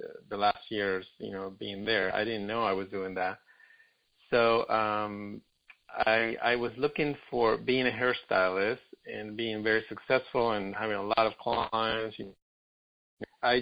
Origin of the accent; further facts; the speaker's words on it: Argentina; now in Los Angeles, United States; I'm in Brazil, but I live in L.A. I'm from Argentina originally